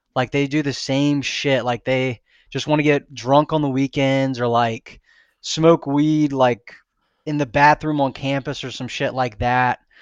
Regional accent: Mobile, Alabama, United States; now in Florida, United States; I grew up in Mobile, Alabama

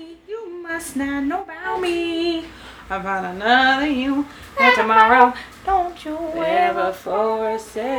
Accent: Charlotte, North Carolina, United States; also born or lived in Cherry Hill, New Jersey; I moved here when I was like 5 or 6, so I always just say I'm from here because it's all I really know.

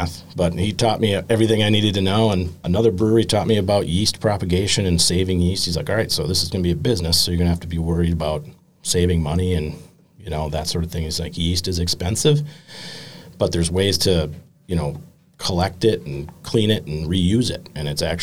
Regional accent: Sturgeon Bay, Door County, Wisconsin, United States; moved away; I felt kind of like a stranger in my own hometown

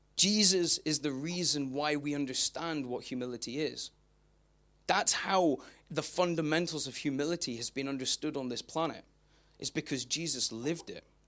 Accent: United Kingdom; British people have lots of word f, words for rain because we see it a lot

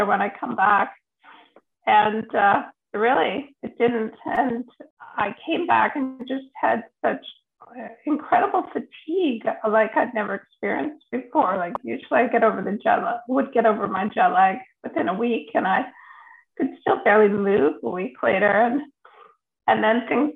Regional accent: Toronto, Ontario, Canada; moved away as an adult; now in Ottawa, Canada; I grew up in Toronto, but I've been living in Ottawa for about 8 years now.

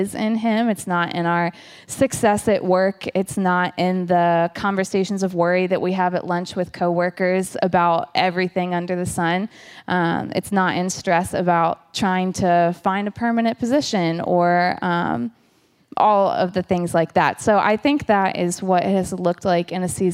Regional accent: Richmond, Virginia, United States; moved away; I'm from Richmond, Virginia, originally

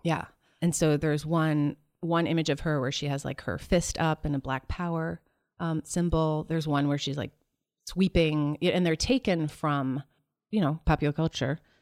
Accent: Middlebury, Vermont, United States; moved away as an adult; also born or lived in Williamstown, Massachusetts; I grew up in Vermont. I was there till college.

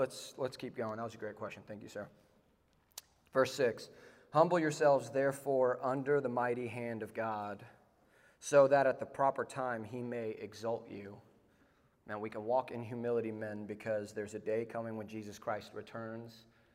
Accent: South Africa; now in United States; I'm from South Africa.

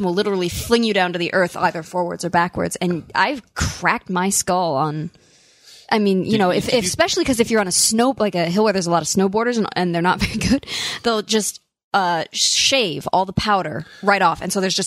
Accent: Colorado, United States; moved away; also born or lived in New Mexico; I grew up in Colorado

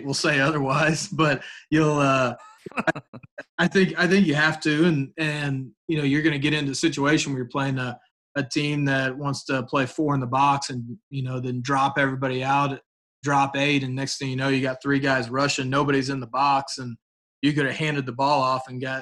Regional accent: Texas, United States; moved away as an adult; also born or lived in Ohio; We were born and raised in Texas

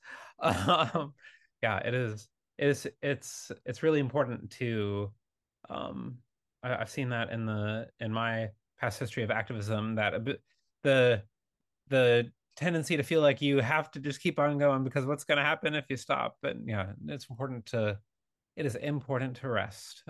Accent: Michigan and Wisconsin, Midwest, United States; moved away; i'm from uh michigan and wisconsin for 24 years of my life

